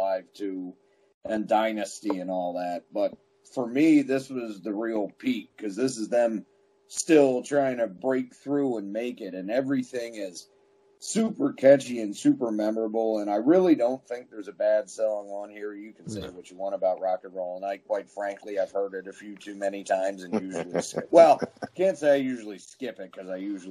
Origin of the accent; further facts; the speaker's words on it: New Jersey, United States; I'm from Jersey